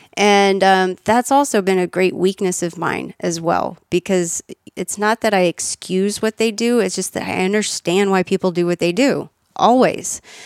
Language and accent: English; Austin, Texas, United States; also born or lived in Kansas / Virginia; I was born in Kansas, and then lived in Virginia, and then when I was ten, moved to Austin